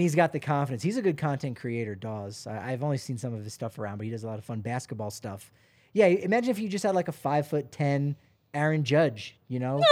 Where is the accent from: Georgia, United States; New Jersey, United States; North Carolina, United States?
New Jersey, United States; I'm from New Jersey